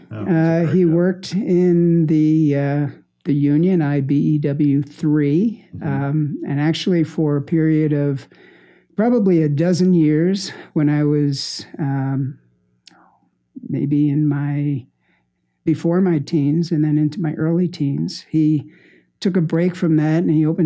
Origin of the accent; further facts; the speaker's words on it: New Jersey, United States; moved away; I grew up in New Jersey.